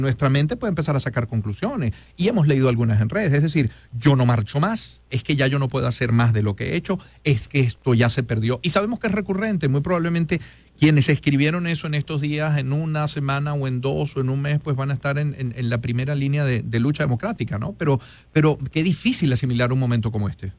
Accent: Venezuela; somos inmediatistas los venezolanos

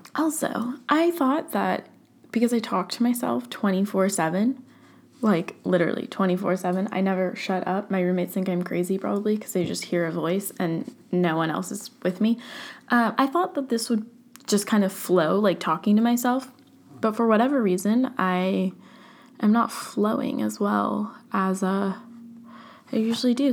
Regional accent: Orange County, California, United States; now in San Francisco, United States; growing up in Orange County

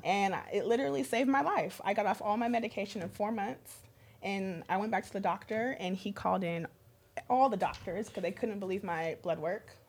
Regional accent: California, United States; I grew up in California

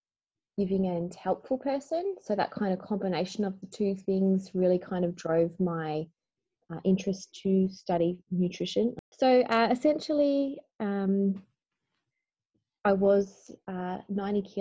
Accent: Bendigo, Victoria, Australia; I grew up in Bendigo, Victoria

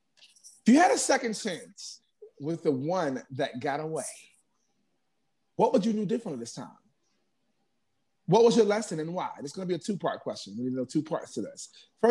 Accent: New York City, New York, United States; also born or lived in Bronx; I'm from Harlem, but I'm up in the Bronx now.

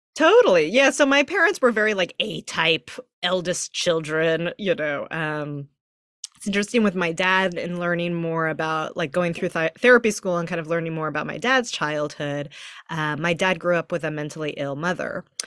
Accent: Texas, United States; now in San Francisco, United States; I grew up in Texas

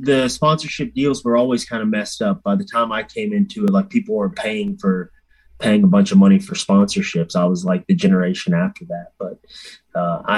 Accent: Louisiana, United States; I'm from Louisiana.

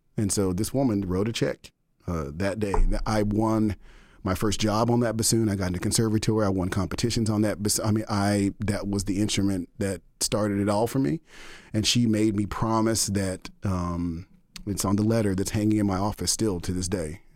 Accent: Dallas, Texas, United States; moved away as an adult; also born or lived in Denton, Texas / Austin, Texas; now in Boston, United States; born and raised in Dallas, okay, grew up in what most people now would refer to as an underserved community.

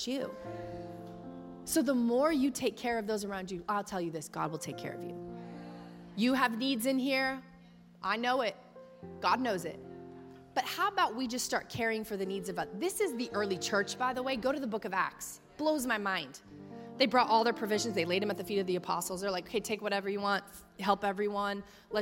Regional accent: Texas, United States; I'm from Texas.

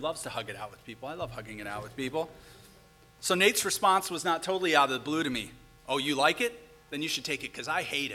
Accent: St. Paul, Minnesota, United States; my personal favorite street in my hometown of St. Paul

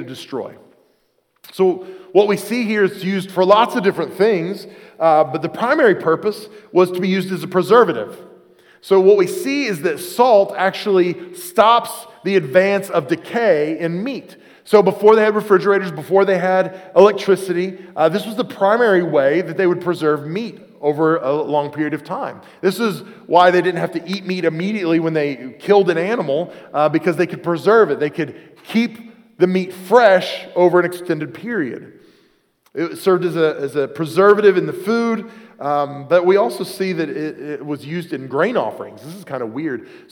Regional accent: Oklahoma City, Oklahoma, United States; now in Pennsylvania, United States; Where I grew up in Oklahoma City area.

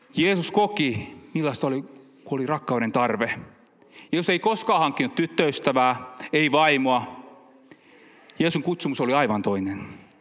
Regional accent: Finland; also born or lived in Helsinki; now in Pori, Finland; Meillä päin, kun mä oon kiihneviltä kotoisin

